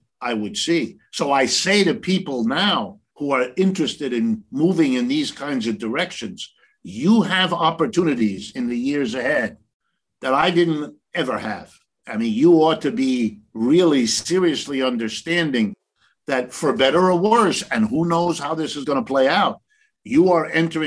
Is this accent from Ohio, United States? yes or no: yes; Ohio, United States; I was born in Ohio, right in the middle of the United States. I grew up going to public school.